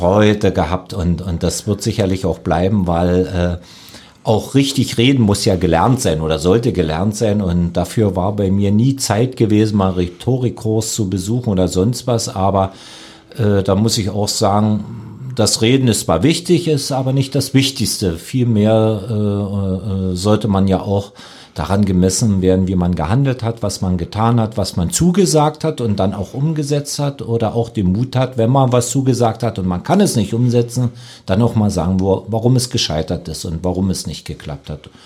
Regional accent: Lusatia, Germany; als Lausitzer

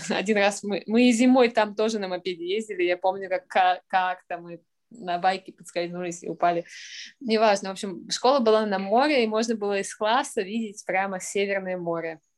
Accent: Saint Petersburg, Russia; moved away as an adult; also born or lived in Sweden / Austria / London / Tokyo; Я из Петербурга, родилась в Ленинграде

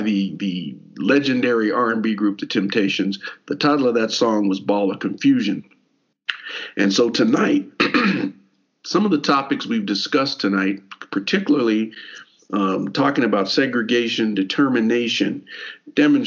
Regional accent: Elizabethtown, Kentucky, United States; we grew up in Elizabethtown, Hardin County

